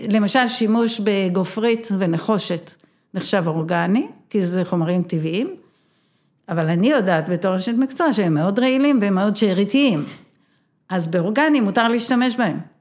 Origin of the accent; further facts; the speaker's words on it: Be'eri, Southern District, Israel; אני נולדתי בבארי, ההורים שלי מהמייסדים, בת המקום, חברה בבארי.